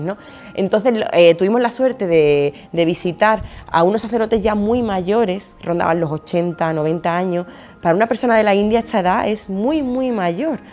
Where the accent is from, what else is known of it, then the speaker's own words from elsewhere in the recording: Alcalá de Guadaíra, Andalusia, Spain; yo estudié en los salesianos, de aquí de Alcalá de Guadaira, de Sevilla